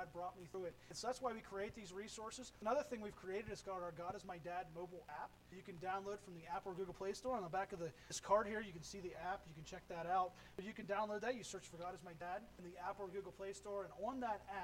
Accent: Pennsylvania, United States; moved away as an adult; also born or lived in Florida; Originally, we're from Pennsylvania. We both grew up in Pennsylvania, but we were down in Florida

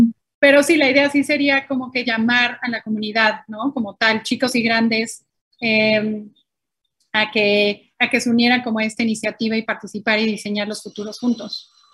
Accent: Mexico; moved away; yo siendo mexicana

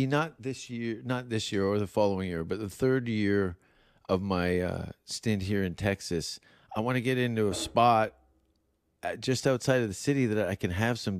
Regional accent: Canada; I know those huskies. I'm Canadian. I'm half husky.

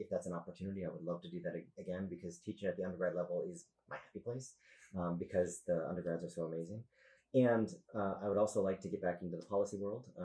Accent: Wisconsin, United States; we are from Wisconsin. We will always have roots in Wisconsin

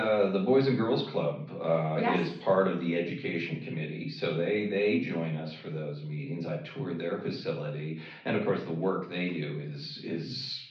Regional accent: Toronto, Ontario, Canada; now in Los Angeles, United States; So I hail from Toronto, Canada. That's

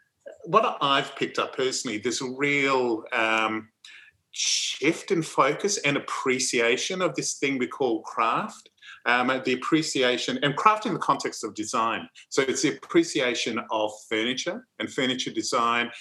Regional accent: Thursday Island, Queensland, Australia; I was born up in the Torres Strait on Thursday Island, which is the main commercial centre

